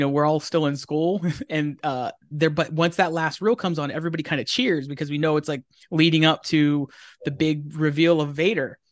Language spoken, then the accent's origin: English; Pennsylvania, United States; moved away as an adult; now in Southern California, United States; we grew up in Pennsylvania together. I'm from Pennsylvania